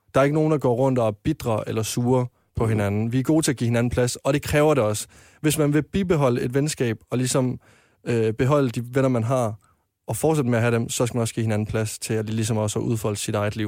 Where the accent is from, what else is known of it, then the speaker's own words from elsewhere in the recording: Varde, Southern Denmark, Denmark; moved away as an adult; now in Copenhagen, Denmark; jeg var med i en drengegruppe hjemme i Varde